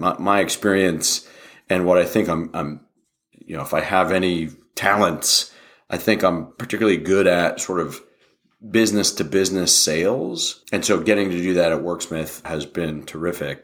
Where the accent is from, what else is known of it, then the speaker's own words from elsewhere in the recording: Wheeling, West Virginia, United States; moved away as an adult; also born or lived in Pittsburgh / Philadelphia; now in Austin, United States; We grew up in Wheeling, West Virginia